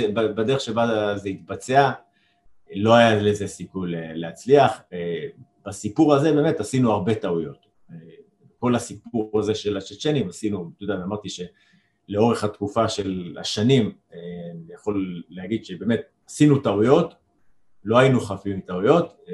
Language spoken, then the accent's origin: Hebrew; Jerusalem, Jerusalem District, Israel; אני אה, אומנם ירושלמי, אבל גדלתי בצד, בצד האדום